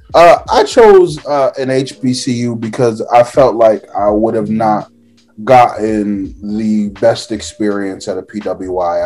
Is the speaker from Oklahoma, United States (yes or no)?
no; Orlando, Florida, United States; I'm from Orlando, Florida